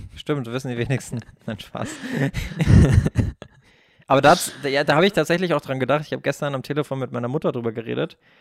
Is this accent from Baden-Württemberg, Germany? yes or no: yes; Baden-Württemberg, Germany; ich bin ja auch aus Baden-Württemberg